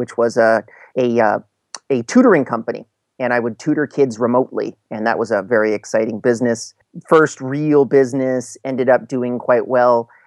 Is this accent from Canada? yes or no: yes; Canada; also born or lived in Montreal / Vancouver / Calgary; I'm from Canada.